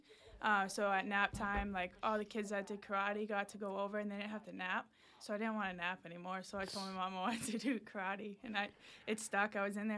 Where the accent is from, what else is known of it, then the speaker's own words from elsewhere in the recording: Lowell, Massachusetts, United States; now in Ayer, United States; I'm from Lowell. I live in Ayer, Mass, though, right now.